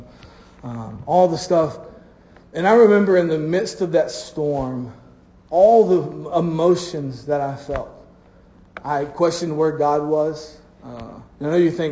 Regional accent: Florida, United States; I'm from Florida

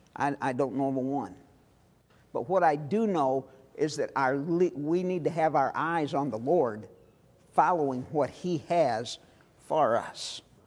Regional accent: St. Louis, Missouri, United States; I am from Missouri. I was born in St. Louis.

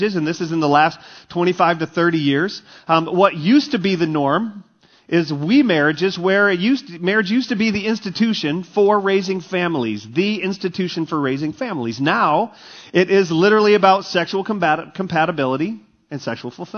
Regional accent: Texas, United States; moved away as an adult; also born or lived in Michigan; growing up in Texas, we had really shallow bunkers

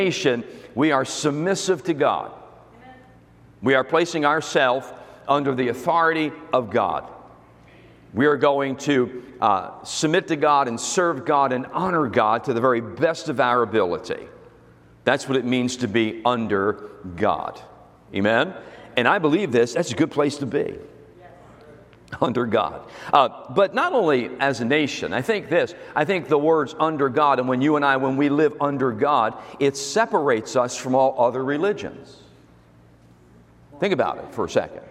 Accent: United States; I'm American

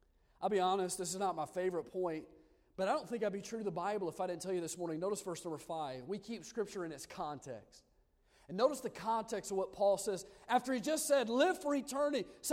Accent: Odenville, Alabama, United States; moved away as an adult; also born or lived in Lancaster, California; I'm from Odenville, Alabama, a little podunk town

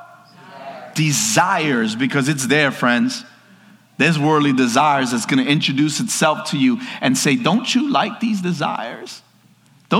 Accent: New York, United States; I'm from New York

